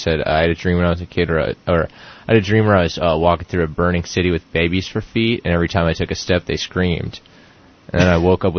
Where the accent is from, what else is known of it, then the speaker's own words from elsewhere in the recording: Brownsburg, Indiana, United States; also born or lived in Boston; now in Los Angeles, United States; I'm from Los Angeles. I'm from Indiana originally.